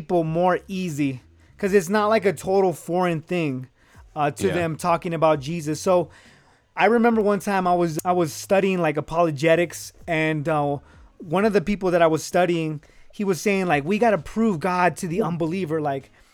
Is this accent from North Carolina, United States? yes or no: no; Reno, Nevada, United States; I'm from Reno, Nevada